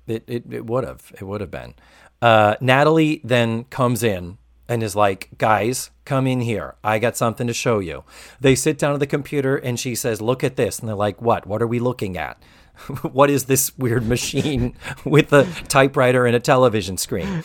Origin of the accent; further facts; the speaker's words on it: Massachusetts, United States; now in Orlando, United States; as a Yankee, I was born and raised in Massachusetts